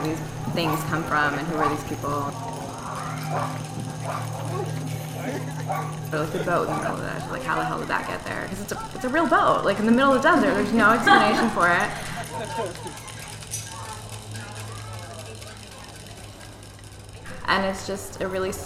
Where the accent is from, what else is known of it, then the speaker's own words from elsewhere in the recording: Las Vegas, Nevada, United States; moved away as an adult; now in Oakland, United States; I'm from Vegas, and I feel like this is the longest I've lived outside of Vegas.